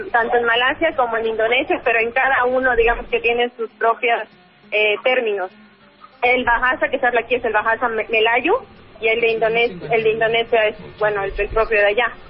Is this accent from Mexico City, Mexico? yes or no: no; Mérida, Yucatán, Mexico; Yo soy de Mérida, Yucatán.